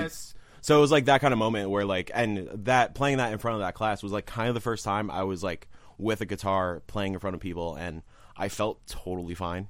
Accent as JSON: {"language": "English", "town": "Yonkers", "region": "New York", "country": "United States", "said": "I am from good old Yonkers, New York."}